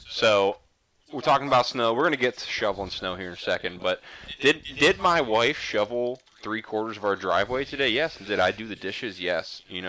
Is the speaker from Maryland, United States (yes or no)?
no; Ohio, United States; So we're all from Ohio